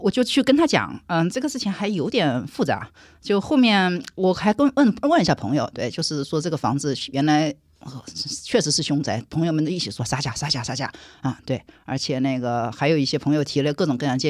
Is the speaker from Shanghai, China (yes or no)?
yes; Shanghai, China; 对的，我们上海人不不吃这个亏，所以他们就跳了起来，拉着我跑的。